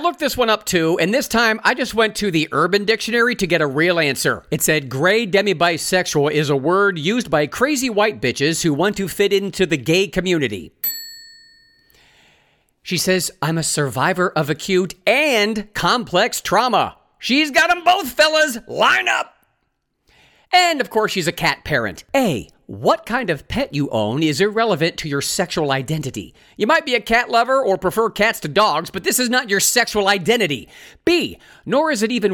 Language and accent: English; Ohio, United States; my home state of Ohio